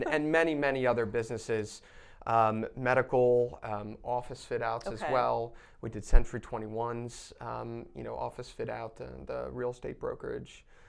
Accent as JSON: {"language": "English", "town": "Selinsgrove", "region": "Pennsylvania", "country": "United States", "tie": "born or raised there", "said": "I grew up in Pennsylvania, about an hour north of Harrisburg, a very small community called Seelands Grove."}